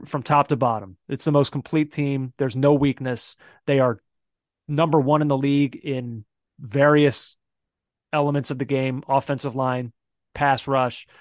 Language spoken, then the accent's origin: English; Philadelphia, Pennsylvania, United States; now in New York, United States; I'll just always identify as a Philadelphian